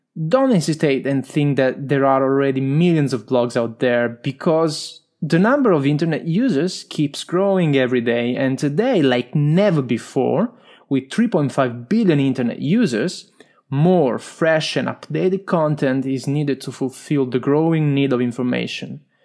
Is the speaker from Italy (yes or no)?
yes; Italy; accent: strong Italian; English is a second language; I'm Italian, as you can hear from my strong accent